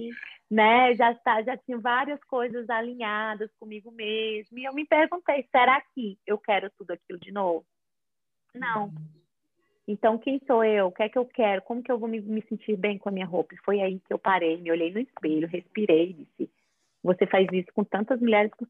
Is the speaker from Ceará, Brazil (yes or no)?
yes; Fortaleza, Ceará, Brazil; moved away as an adult; also born or lived in São Paulo; now in United States; sou de Fortaleza, Ceará. Não tenho tanto sotaque porque eu morava em São Paulo antes de morar aqui.